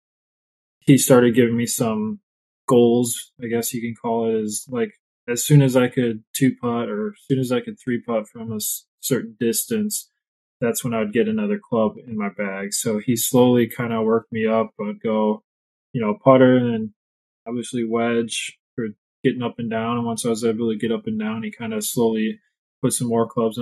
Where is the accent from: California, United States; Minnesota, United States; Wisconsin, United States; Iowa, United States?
Wisconsin, United States; also born or lived in St. Louis, Missouri; I grew up in St. Louis, and I think when I was and either in kindergarten or first age, we moved up here to Wisconsin